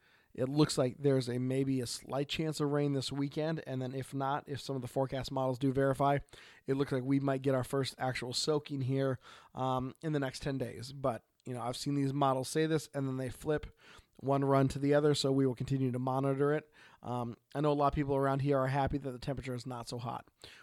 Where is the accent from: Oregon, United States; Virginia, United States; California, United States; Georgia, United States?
Oregon, United States; from Oregon.